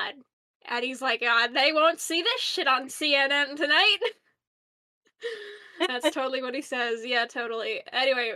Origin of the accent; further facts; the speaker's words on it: United States; I'm American